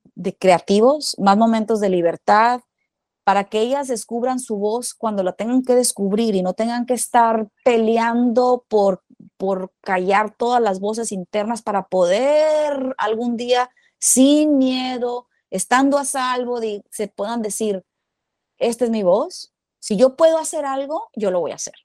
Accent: Culiacán, Sinaloa, Mexico; moved away; yo nací en Culiacán, Sinaloa

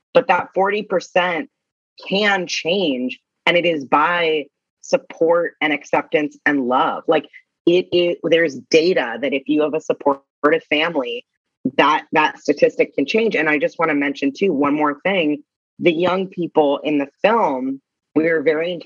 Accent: Orange County, California, United States; I come from Orange County, California, which is predominantly conservative.

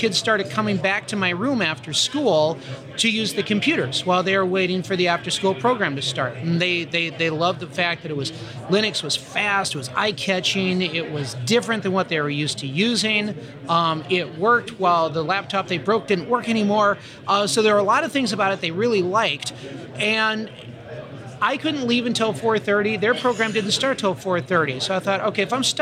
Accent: St. Paul, Minnesota, United States; I'm from St. Paul, Minnesota

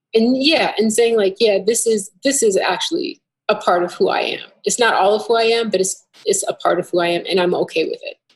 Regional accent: Minneapolis, Minnesota, United States; I'm from the Twin Cities. Um, I started going to Fifth Element when I was real young

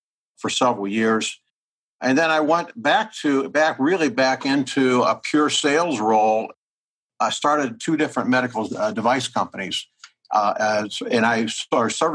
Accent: Midwest of the United States, United States; I was born and raised in the Midwest of the United States.

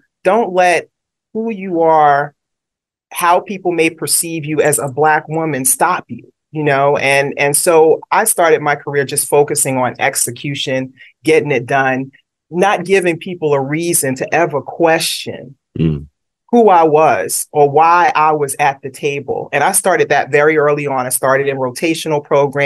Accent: New York City, New York, United States; moved away; also born or lived in Brooklyn; I was born in Brooklyn, raised in Queens. So always a shout out to New York City.

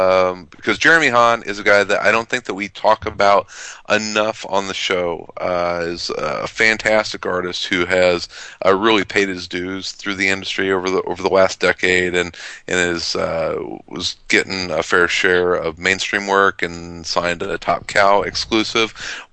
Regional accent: Midwest, United States; I grew up kind of at the tail end of Tornado Alley, and it's 1980. My hometown got hit by one, destroyed my elementary school.

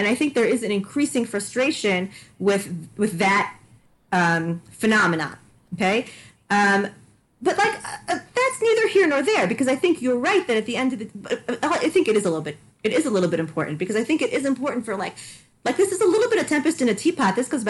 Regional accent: Canada; I'm also from Canada.

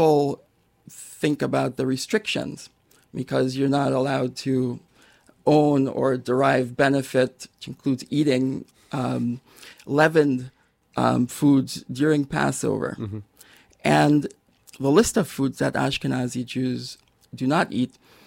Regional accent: Los Angeles, California, United States; I grew up in Los Angeles

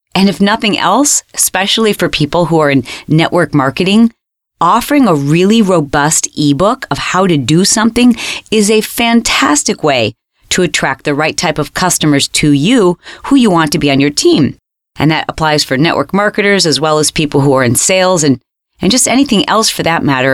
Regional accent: Australia; I'm from Australia.

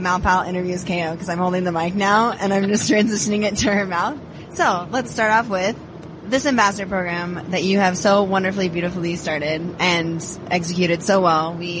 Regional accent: Seattle, Washington, United States; also born or lived in Arizona / Los Angeles; No, I grew up in Seattle. Dad was a football coach, so we bounced around a little bit. So I went to school in Arizona for college. Moved out to LA for a couple of years.

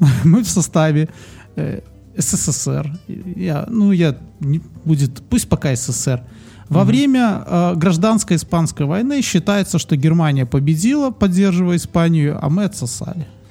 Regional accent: Belarus; мы же, ну, как бы, белорусы

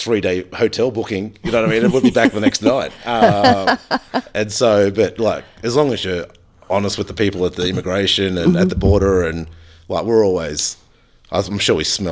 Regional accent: Australia; moved away as an adult; now in United States; I was basically working in Australia in my hometown.

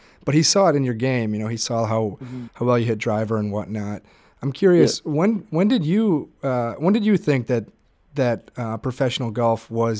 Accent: Wisconsin, United States; You know, I grew up in Wisconsin as well

